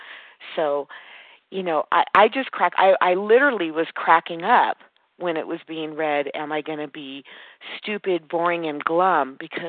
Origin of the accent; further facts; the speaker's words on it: California, United States; now in Nevada, United States; And I was raised in Southern California by you guys. I got in, thank God, very young. But moving to Northern Nevada, there's not nearly as prevalent as a program.